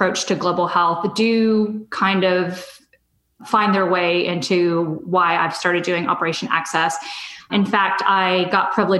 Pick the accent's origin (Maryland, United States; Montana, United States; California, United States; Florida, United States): California, United States; Southern; moved away as an adult; I'm originally from Southern California, so I was happy to be back in California